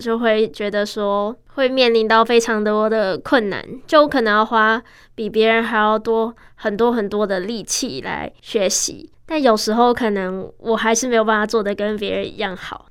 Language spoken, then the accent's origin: Chinese; Taiwan; first language Chinese; 十七年前，我在这间医院出生了，是爸妈殷殷期盼的第一个孩子，也是很特别的婴儿